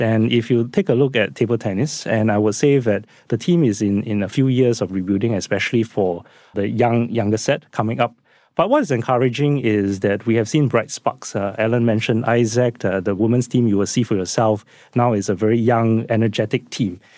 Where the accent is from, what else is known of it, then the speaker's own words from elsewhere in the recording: Singapore; myself as a Singaporean